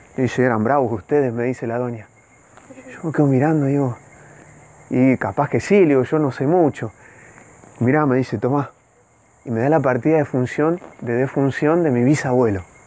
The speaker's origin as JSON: {"language": "Spanish", "town": "Dolores", "region": "Buenos Aires Province", "country": "Argentina", "tie": "born or raised there", "moved": "yes", "said": "registro civil de mi pueblo"}